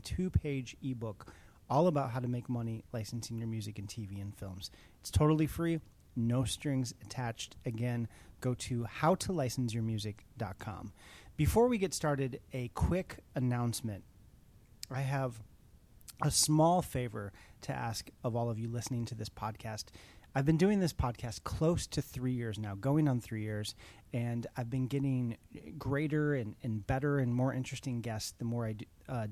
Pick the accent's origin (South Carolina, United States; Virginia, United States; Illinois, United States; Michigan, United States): Illinois, United States; Chicago; I'm a fellow Chicagoan. I'm from Chicago